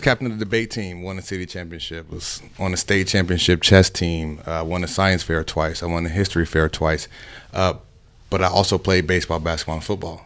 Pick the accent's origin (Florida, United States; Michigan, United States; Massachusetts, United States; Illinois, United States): Illinois, United States; Chicago; moved away; also born or lived in Miami; I'm originally from Chicago.